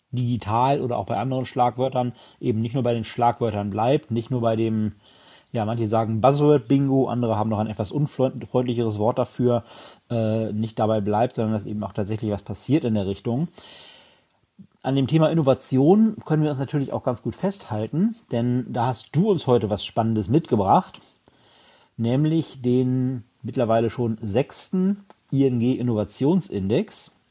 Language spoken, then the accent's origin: German; Lower Saxony, Germany; die wichtigste Frage gleich mal vorab, auf welchem Platz ist denn meine Heimat Niedersachsen gelandet?